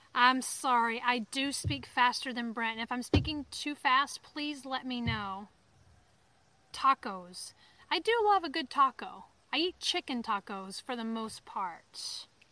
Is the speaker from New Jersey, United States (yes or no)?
no; Alabama, United States; accent: Southern; moved away as an adult; now in Maine, United States; I'm from Alabama or that I'm from the South until my accent comes out.